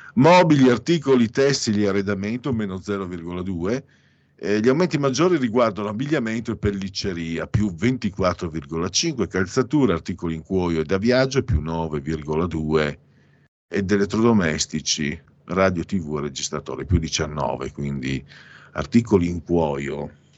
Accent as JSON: {"language": "Italian", "region": "Veneto", "country": "Italy", "said": "io sono mezzo veneziano ma di campagna, quindi non sono veneziano"}